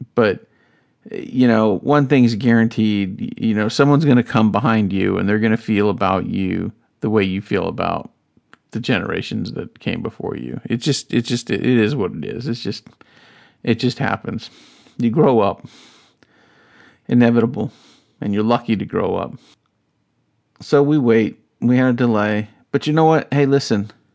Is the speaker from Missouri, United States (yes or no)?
no; North Carolina, United States; I grew up in North Carolina, South